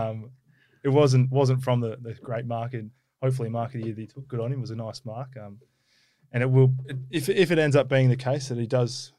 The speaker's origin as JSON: {"language": "English", "town": "Perth", "region": "Western Australia", "country": "Australia", "tie": "born or raised there", "said": "growing up in Perth"}